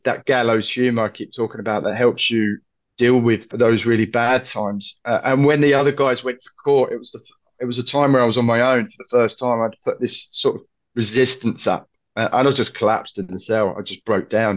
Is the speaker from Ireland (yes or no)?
no; London, United Kingdom; I said, "London."